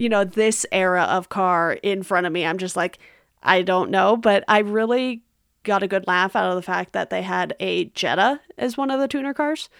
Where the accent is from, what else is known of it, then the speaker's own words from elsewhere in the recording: Garden Grove, California, United States; I grew up in Garden Grove, which is right next door to Westminster